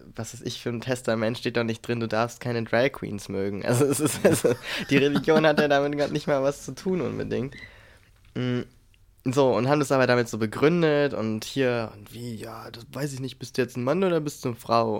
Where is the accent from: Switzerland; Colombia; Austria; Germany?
Germany; a village in the middle of Brandenburg; moved away; da, wo ich aufgewachsen bin, die meiste Zeit meines Lebens. Das heißt dann also so ein Dorf mitten in Brandenburg